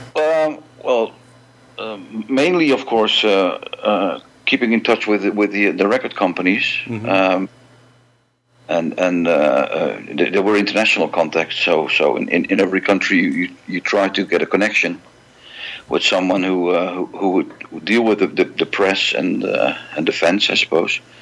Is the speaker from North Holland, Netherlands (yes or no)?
yes; Amsterdam, North Holland, Netherlands; born and raised in Amsterdam, uh, the Netherlands.